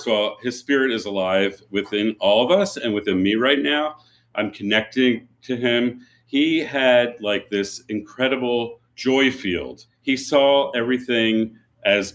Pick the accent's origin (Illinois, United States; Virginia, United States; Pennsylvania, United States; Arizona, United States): Pennsylvania, United States; Philadelphia; I grew up in Philadelphia